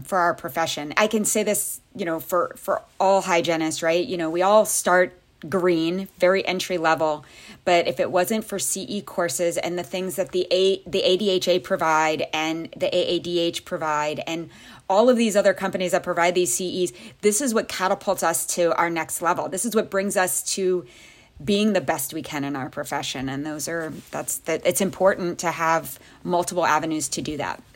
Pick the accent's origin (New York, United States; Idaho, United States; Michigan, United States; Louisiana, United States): Louisiana, United States; moved away as an adult; also born or lived in Pensacola, Florida / Jacksonville, Florida / Tennessee / Maryland; where I grew up in Louisiana